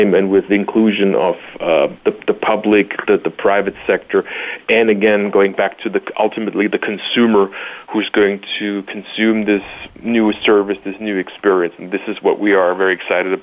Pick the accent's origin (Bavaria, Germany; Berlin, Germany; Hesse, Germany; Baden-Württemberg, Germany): Baden-Württemberg, Germany; Stuttgart; now in Chicago, United States; I was originally born and raised in Stuttgart, Germany, but have now made Chicago my home